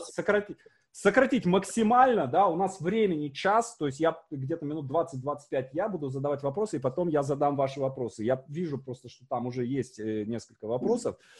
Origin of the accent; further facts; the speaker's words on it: Syamzha, Vologda Oblast, Russia; moved away; у меня на родине, мой поселок Сямжа, там 5 тысяч жителей всего.